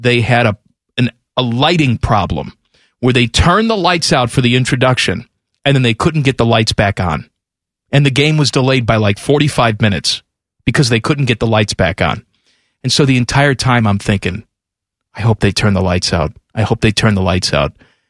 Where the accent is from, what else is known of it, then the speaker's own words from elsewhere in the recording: Chicago, Illinois, United States; Growing up in Chicago